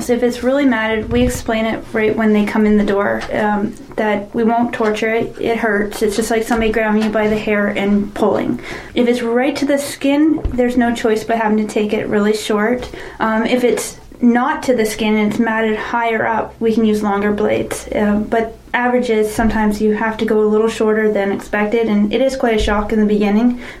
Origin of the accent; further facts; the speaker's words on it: Stayner, Ontario, Canada; I'm originally from Stayner.